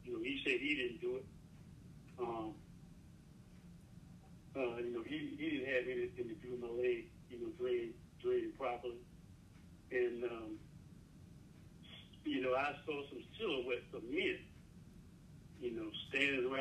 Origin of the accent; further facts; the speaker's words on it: Jasper County, South Carolina, United States; I grew up in Jasper County, Kilman area